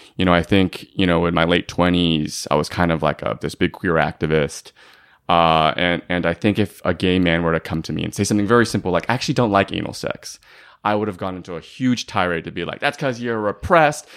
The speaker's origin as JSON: {"language": "English", "area": "Bay Area", "region": "California", "country": "United States", "tie": "born or raised there", "said": "I grew up in the Bay Area"}